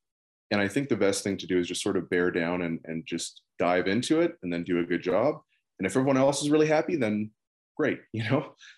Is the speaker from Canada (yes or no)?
no; Netherlands; born there; I was born in the Netherlands, but long story, that's actually not even my real name.